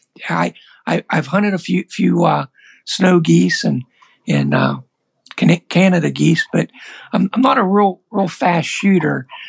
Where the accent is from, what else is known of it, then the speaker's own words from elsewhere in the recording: Pennsylvania, United States; I'm from Pennsylvania